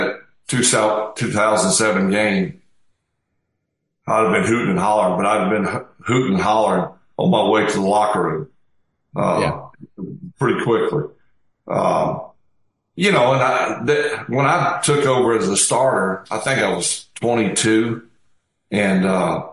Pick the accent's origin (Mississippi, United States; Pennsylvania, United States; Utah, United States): Mississippi, United States; South; now in Hattiesburg, United States; I grew up in South Mississippi